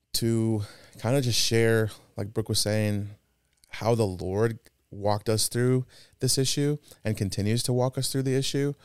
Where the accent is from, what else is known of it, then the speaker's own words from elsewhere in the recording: Presidio, Texas, United States; also born or lived in El Paso, Texas; we moved from El Paso to a small little town, I've mentioned it before. And it's about four hours south of, uh, El Paso. It's called Presidio